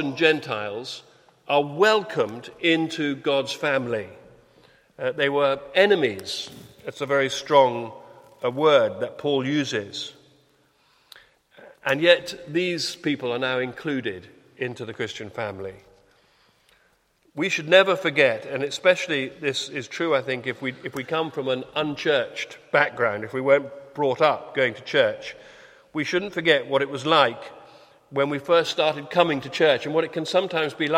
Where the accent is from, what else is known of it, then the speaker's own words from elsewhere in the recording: United Kingdom; we're British